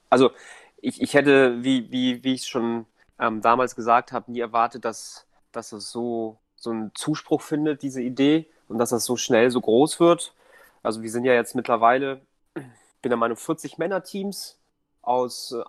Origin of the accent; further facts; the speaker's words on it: Hamburg, Germany; also born or lived in Poland; bin ursprünglich aus Polen, aber lebe im Grunde mein ganzes Leben schon in Hamburg. Ähm, spreche aber auch noch Polnisch. Ähm, und ja, bin, bin einfach Hamburger